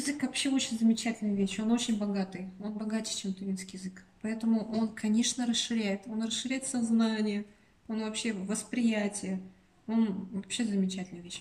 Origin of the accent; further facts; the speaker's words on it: Tuva, Russia; у нас национальная республика, тут менталитет другой получается